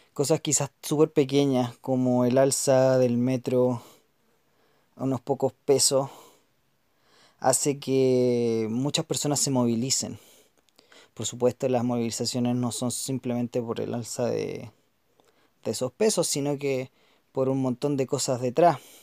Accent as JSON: {"language": "Spanish", "country": "Chile", "said": "los chilenos, las chilenas que vamos a estar viviendo en el país"}